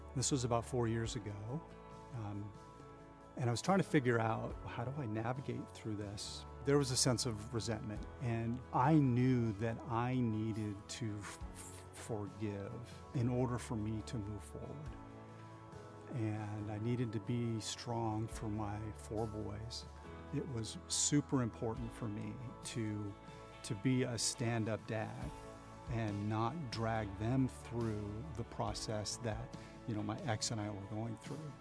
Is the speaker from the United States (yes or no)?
yes; Bellevue, Washington, United States; I am a native Washingtonian and I grew up in Bellevue.